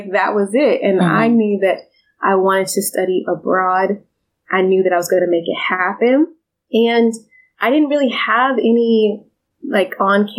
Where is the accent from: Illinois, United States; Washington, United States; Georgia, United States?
Georgia, United States; Suwanee; so I'm from Suwanee, Georgia, in the suburbs, but most people don't know what that is. So I'm from Atlanta. And I was raised in Georgia, and I attended the University of Georgia